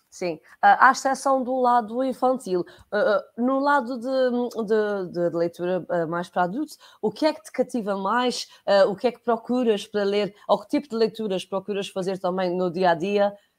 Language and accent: Portuguese; Portugal; enquanto portugueses de Portugal